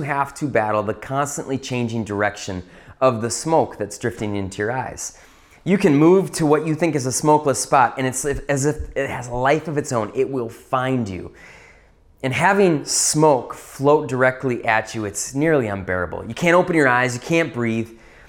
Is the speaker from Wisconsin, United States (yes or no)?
yes; Wisconsin, United States; Now, growing up in the North Woods of Wisconsin, there's one thing that we do well.